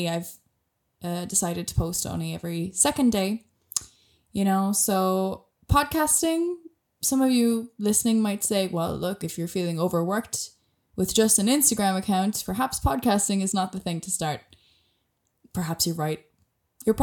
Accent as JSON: {"language": "English", "country": "Ireland", "accent": "Irish", "moved": "yes", "said": "I'm Irish, as I'm not sure if you'll be able to tell from my accent. A lot of people can. Some people really can't because I haven't lived in Ireland in many years now, actually."}